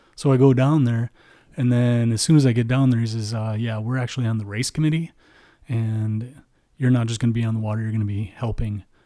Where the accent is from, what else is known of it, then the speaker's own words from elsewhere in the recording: Midwest, United States; we're from the Midwest